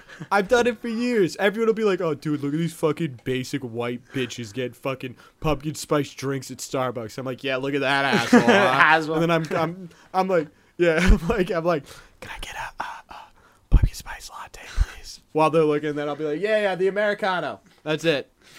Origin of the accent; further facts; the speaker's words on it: New Hampshire, United States; I grew up in New Hampshire